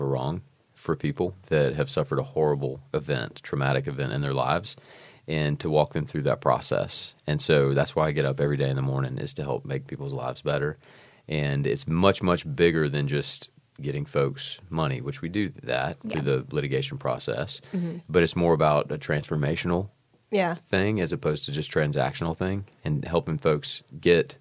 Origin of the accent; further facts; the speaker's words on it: Georgia, United States; also born or lived in South Carolina; I'm from Georgia